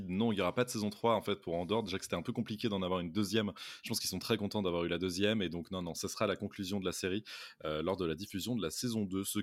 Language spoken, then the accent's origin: French; France; quand on est français